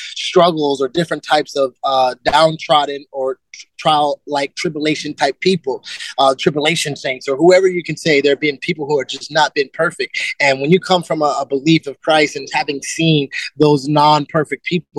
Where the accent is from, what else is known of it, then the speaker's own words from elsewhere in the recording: Germany; born there; also born or lived in United States; I was born in Germany. We lived in America.